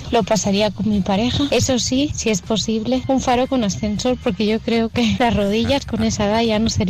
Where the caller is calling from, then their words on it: Almonacid, Spain; Hola, mis quiseros guapos.